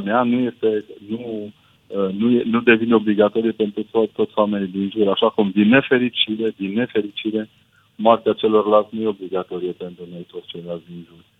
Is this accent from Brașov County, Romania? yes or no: yes; Brașov, Brașov County, Romania; now in Sibiu, Romania; Eu sunt brașovean prin naștere, dar sunt sibian prin adopție